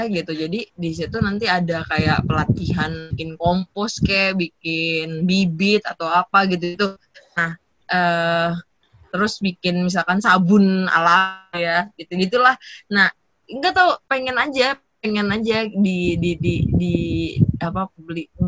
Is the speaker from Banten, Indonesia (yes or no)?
no; Leuwiliang, West Java, Indonesia; di Bogor tapi coret Bogor coret di Liuliang